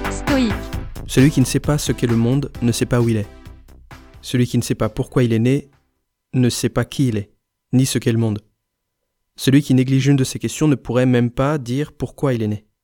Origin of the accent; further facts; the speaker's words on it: Grenoble, Auvergne-Rhône-Alpes, France; je viens de Grenoble